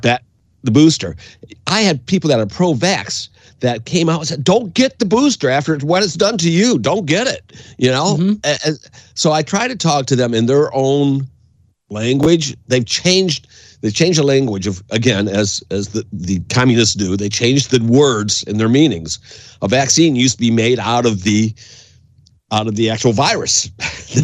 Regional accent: Windsor, Ontario, Canada; I grew up in Canada, and uh, when uh, my dad moved us over to Canada in 1971

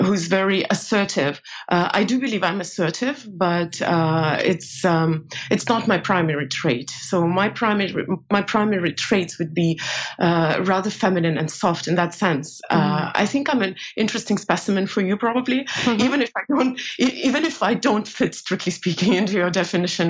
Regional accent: Estonia; moved away as an adult; also born or lived in New York, United States / Asia; now in Europe; I made a career here pretty quickly, not in Soviet Union, obviously. It's collapsed by the time I was grown, but in Estonia.

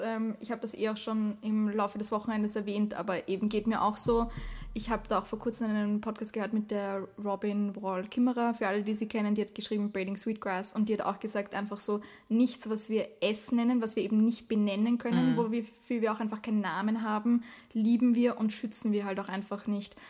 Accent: Austria; bei uns in Österreich

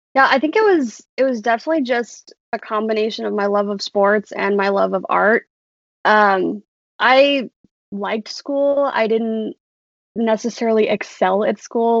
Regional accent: Urbandale, Iowa, United States; born and raised in Urbandale, Iowa.

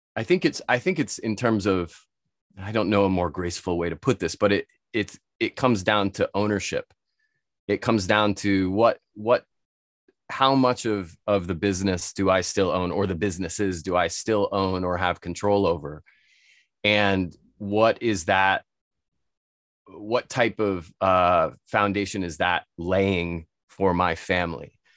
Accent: United States; moved away; I'm from the States originally

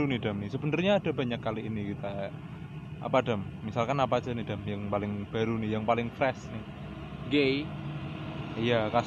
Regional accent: Salatiga, Central Java, Indonesia; jadi teman-teman buat yang belum tahu saya ini sebenarnya aslinya bukan dari Jakarta ya saya ini aslinya dari Salatiga Salatiga itu kota

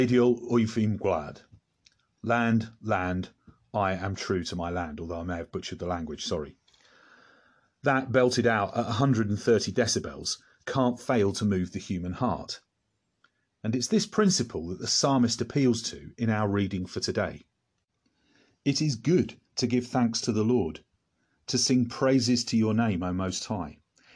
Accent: England, United Kingdom; Speaking as an Englishman

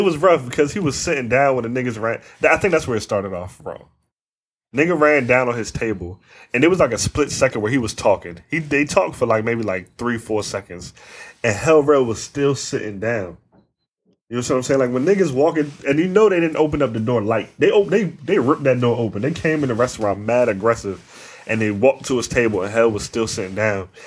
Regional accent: Northern Virginia, United States; we grew up in Northern Virginia

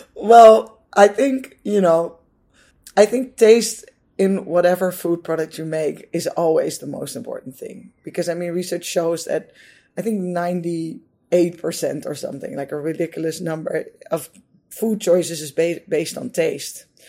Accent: Netherlands; I'm from the Netherlands, so you know in the Netherlands, uh, kids are generally or we used to be brought up with eating uh, potatoes and meat and vegetables

